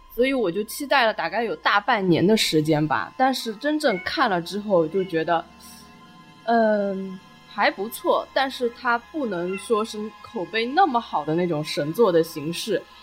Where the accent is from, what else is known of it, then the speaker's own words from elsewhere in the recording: China; 其实对我们中国人来说，这种概念